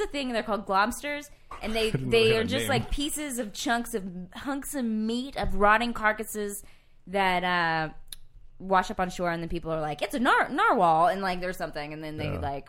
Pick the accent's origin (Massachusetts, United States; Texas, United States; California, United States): Texas, United States; East; But we grew up in East Texas